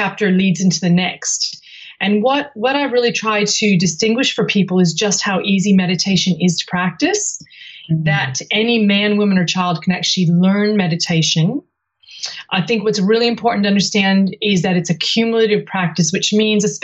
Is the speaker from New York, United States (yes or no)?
no; California, United States; moved away as an adult; now in Sydney, Australia; I came from the United States, from California, before I moved to Sydney in 1995